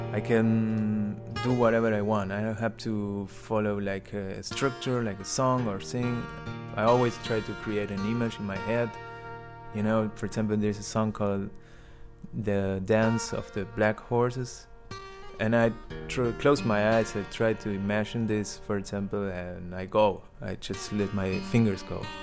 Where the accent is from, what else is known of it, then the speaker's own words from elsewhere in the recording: Buenos Aires, Argentina; English is a second language; moved away as an adult; now in Berlin, Germany; I'm from Argentina, from Buenos Aires